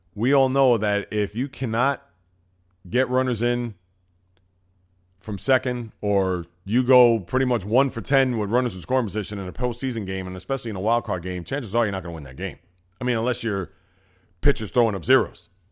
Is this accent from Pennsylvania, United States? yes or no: no; New York City, New York, United States; I'm from the Bronx, New York, with, uh, a lot of sports teams here